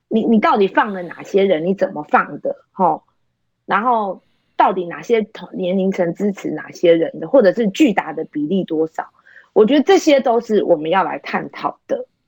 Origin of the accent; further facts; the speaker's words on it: Taipei, Taiwan; moved away as an adult; now in Kaohsiung, Taiwan; 我是台北人，嫁到高雄